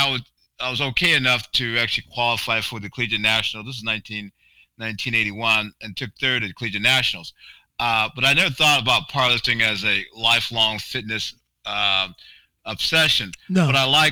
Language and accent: English; Barberton, Ohio, United States; I'm from Barberton.